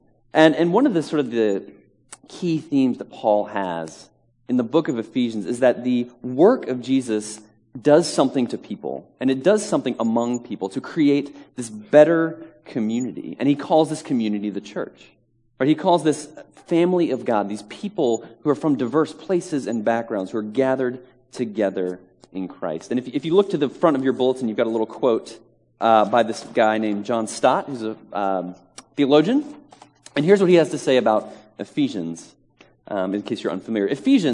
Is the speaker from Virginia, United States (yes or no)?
yes; Virginia, United States; now in Manhattan, United States; I am originally from Virginia and very proud and happy Virginian as well